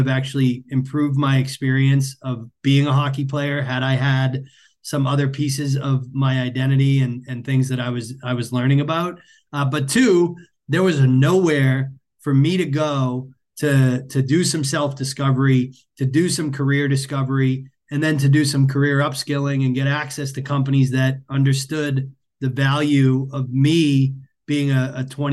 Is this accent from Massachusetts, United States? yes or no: yes; Massachusetts, United States; I grew up in Massachusetts.